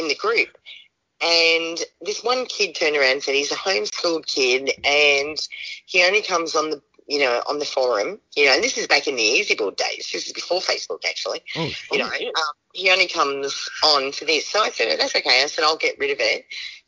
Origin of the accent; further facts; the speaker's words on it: Budgewoi, New South Wales, Australia; now in Georgia, United States; I'm a mum from Budgiewoy